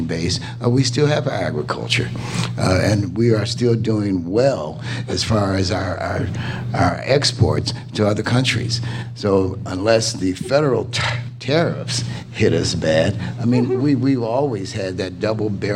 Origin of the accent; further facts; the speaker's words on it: Cairo, Illinois, United States; now in Chicago, United States; I do live in Chicago, but I'm from Cairo, Illinois